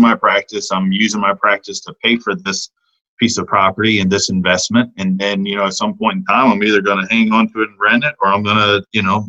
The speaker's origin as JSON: {"language": "English", "area": "outside of St. Louis", "region": "Missouri", "country": "United States", "tie": "born or raised there", "moved": "yes", "said": "I'm kind of a Midwest guy by heart. You know, I grew up outside of St. Louis"}